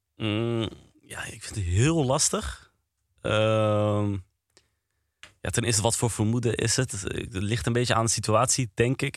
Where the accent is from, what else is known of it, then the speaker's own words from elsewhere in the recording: Apeldoorn, Gelderland, Netherlands; Ik kom uit Apeldoorn